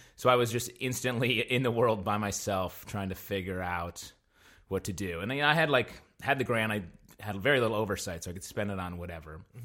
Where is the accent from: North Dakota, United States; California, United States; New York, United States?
New York, United States; upstate; moved away; I'm from upstate New York, uh, way up at the top